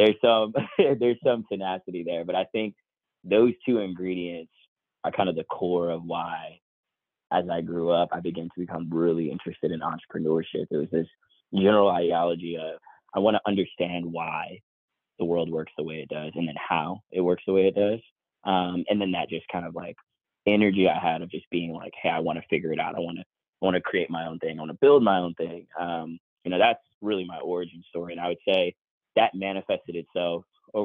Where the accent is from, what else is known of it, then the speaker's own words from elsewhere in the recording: Newark, New Jersey, United States; I grew up in New Jersey, Newark, New Jersey, about 45 minutes and 30 minutes from New York City on the train.